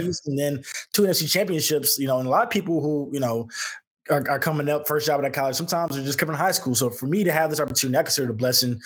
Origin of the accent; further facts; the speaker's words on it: Houston, Texas, United States; moved away; growing up in Houston